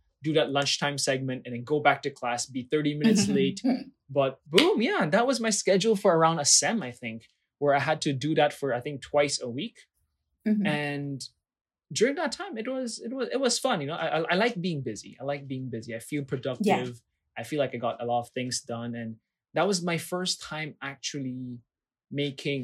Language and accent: English; Philippines; I'm a Filipino passport holder, but I am not Filipino by blood.